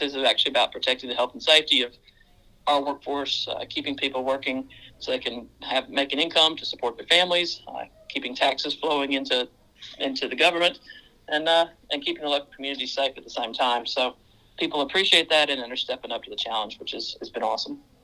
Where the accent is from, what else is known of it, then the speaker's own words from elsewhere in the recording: Mississippi, United States; now in Central Queensland, Australia; I'm uh, originally from Mississippi